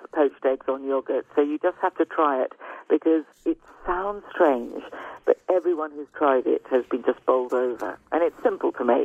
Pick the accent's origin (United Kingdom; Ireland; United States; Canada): United Kingdom; I'm British